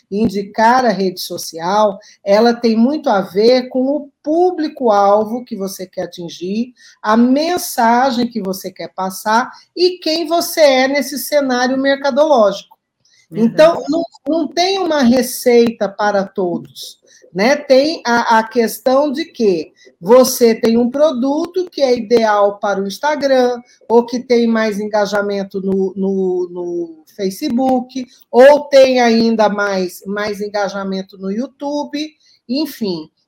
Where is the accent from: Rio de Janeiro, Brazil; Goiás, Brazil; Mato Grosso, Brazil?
Mato Grosso, Brazil; Cuiabá; É, eu sou muito avessa frio, sou de Cuiabá, eu saí de lá, mas Cuiabá não saiu de mim